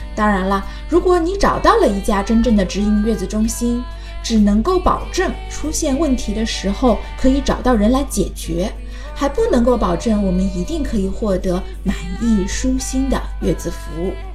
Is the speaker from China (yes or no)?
yes; China; 我们中国人